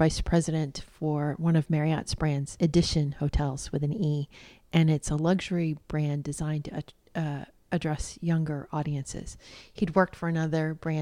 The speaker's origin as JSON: {"language": "English", "country": "United States", "said": "I'm an American"}